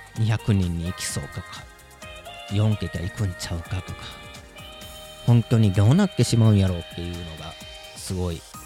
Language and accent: Japanese; Kansai, Japan; moved away as an adult; also born or lived in Aichi Prefecture; now in Aichi, Japan; 今、愛知県で。黙々関西出身なので。